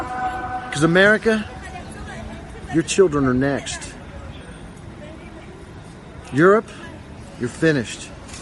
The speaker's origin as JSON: {"language": "English", "town": "Clarksburg", "region": "West Virginia", "country": "United States", "tie": "born or raised there", "said": "someone from my hometown, from Clarksburg, West Virginia"}